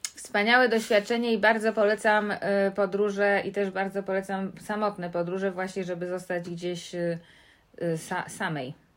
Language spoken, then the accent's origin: Polish; New York, United States; now in Poland; podróż do miasta mojego dzieciństwa, do Nowego Jorku